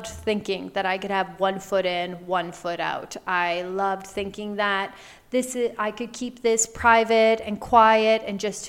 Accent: Canada; moved away as an adult; I moved back home to my home province. I'm originally Canadian

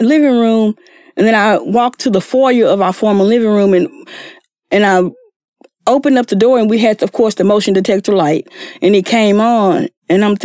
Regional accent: East Texas, United States; moved away; I'm from East Texas.

